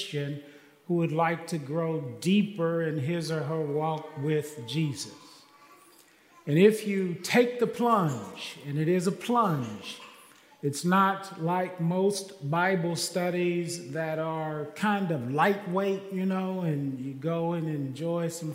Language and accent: English; Kansas City, Missouri, United States; now in Texas, United States; I am from Kansas City, and I was born and raised there